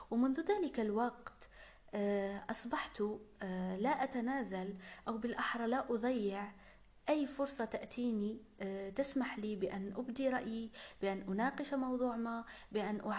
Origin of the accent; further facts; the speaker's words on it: Algeria; دعوني أعرفكم على نفسي قليلا … من الجزائر طالبة ميكانيك ومؤلفة